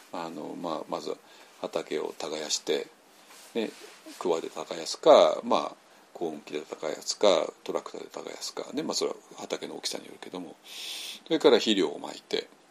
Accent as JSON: {"language": "Japanese", "region": "Tokyo", "country": "Japan", "tie": "born or raised there", "said": "私はもうちょっと東京生まれの、東京育ちの人間なんで"}